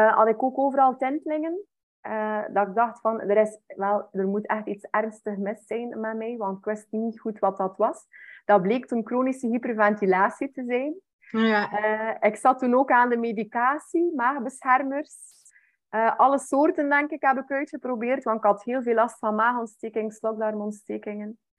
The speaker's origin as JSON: {"language": "Dutch", "region": "West Flanders", "country": "Belgium", "said": "Ik ben afkomstig van West-Vlaanderen. Mensen gaan dat waarschijnlijk ook wel een beetje horen"}